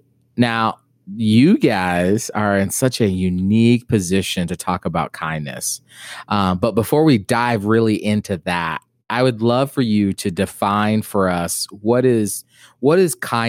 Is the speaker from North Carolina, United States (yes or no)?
no; Naples, Florida, United States; moved away; also born or lived in Kentucky; Bro, I'm from Naples, Florida.